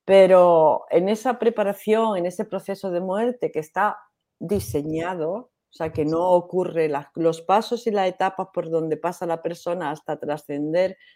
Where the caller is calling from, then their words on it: Argentina; de Argentina.